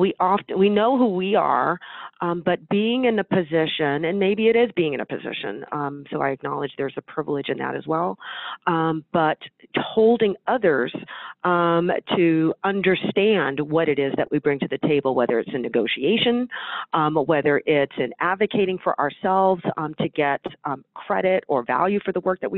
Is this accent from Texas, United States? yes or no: no; Northern California, United States; I was born and raised in Northern California